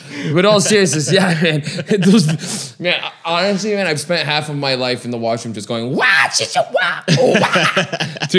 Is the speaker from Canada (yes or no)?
yes; Toronto, Ontario, Canada; I grew up in Toronto my whole life